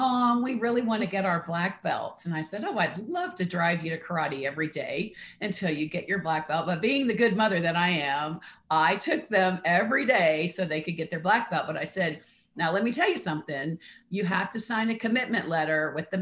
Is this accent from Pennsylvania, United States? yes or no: no; Columbus, Ohio, United States; I grew up in Columbus, Ohio.